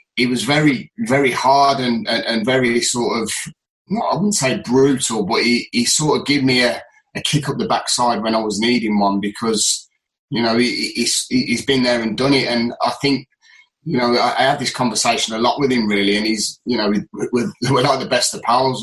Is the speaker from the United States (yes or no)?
no; Birmingham, West Midlands, United Kingdom; accent: northern; also born or lived in Solihull / Halifax; I was born in Solihull, but I, I lived in Halifax for a while while Dad was at Halifax. So when I did come to Birmingham